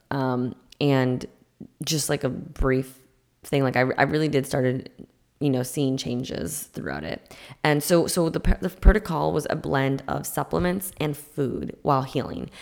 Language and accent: English; Massachusetts, United States; I'm from Massachusetts